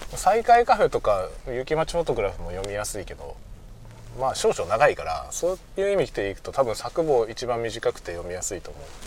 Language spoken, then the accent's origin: Japanese; Kanto, Japan; moved away as an adult; also born or lived in Hokkaido; now in Sapporo, Japan; 関東の出身